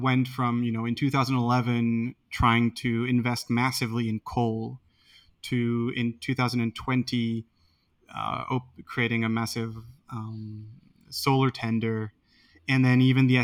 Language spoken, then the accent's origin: English; France; I come from France